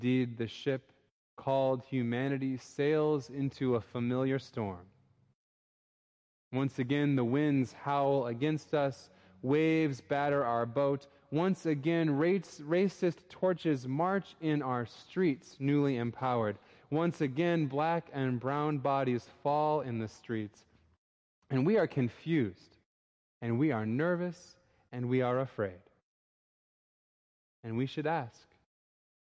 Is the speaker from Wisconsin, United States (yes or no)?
no; Minneapolis, Minnesota, United States; moved away; my hometown in Minneapolis, Minnesota.